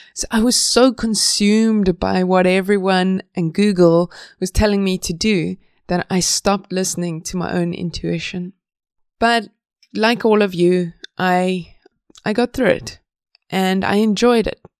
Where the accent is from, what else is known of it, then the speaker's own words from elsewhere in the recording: South Africa; moved away as an adult; now in Sweden; I'm from South Africa